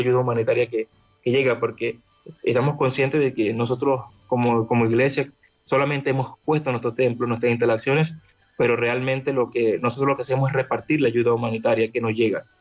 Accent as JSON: {"language": "Spanish", "country": "Venezuela", "tie": "born or raised there", "moved": "yes", "lives_now": "Lviv, Ukraine", "said": "Yo vengo de una, provengo de una zona de Venezuela muy peligrosa, crecí entre mafias, entre disparos"}